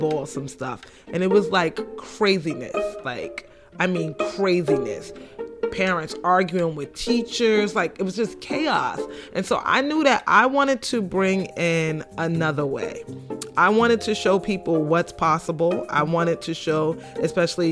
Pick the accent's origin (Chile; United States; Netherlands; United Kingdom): United States; New York City, New York; I grew up on Green Avenue between Bedford and Franklin, which in the early 80s was not the place to be